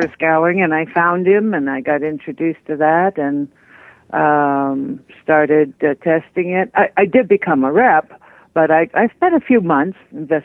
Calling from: Colorado, United States; I'm calling from Colorado.

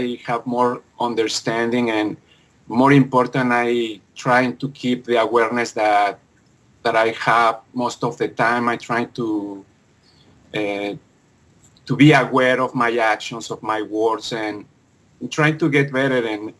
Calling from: Vancouver, British Columbia, Canada; I'm calling from Vancouver, BC, on Canada.

